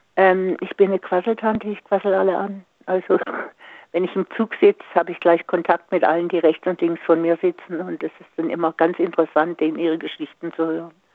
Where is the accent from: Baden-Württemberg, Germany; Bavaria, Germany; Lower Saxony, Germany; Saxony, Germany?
Baden-Württemberg, Germany; Singen; moved away; ich komme ja aus Singen